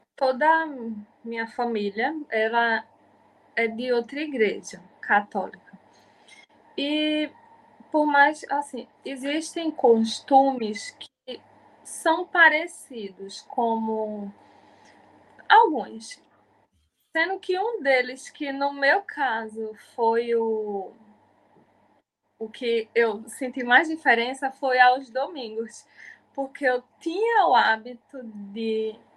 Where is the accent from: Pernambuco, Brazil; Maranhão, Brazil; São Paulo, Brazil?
Pernambuco, Brazil; Jaboatão dos Guararapes; sou de Jaboatão dos Guararapes, Piedade